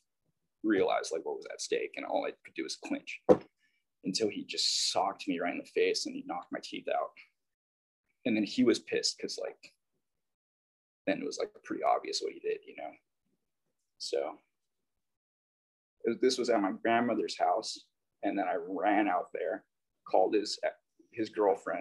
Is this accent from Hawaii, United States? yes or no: yes; Hawaii, United States; I'm from Hawaii